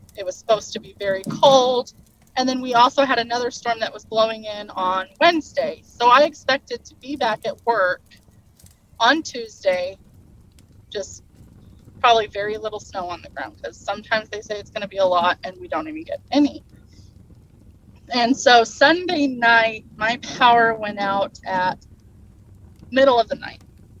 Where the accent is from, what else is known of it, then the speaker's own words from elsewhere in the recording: Boise, Idaho, United States; born there; also born or lived in Oregon; Yeah, I was born in Boise. Mm-hmm. I lived in eastern Oregon, right in the middle of the mountains. So I'm very used to very, very cold weather.